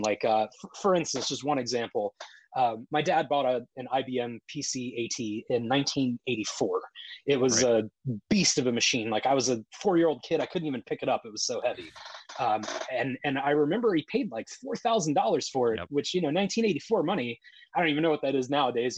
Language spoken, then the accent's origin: English; Columbus, Ohio, United States; also born or lived in Logan, Ohio / Dublin, Ohio; now in Washington, United States; I grew up in Columbus, Ohio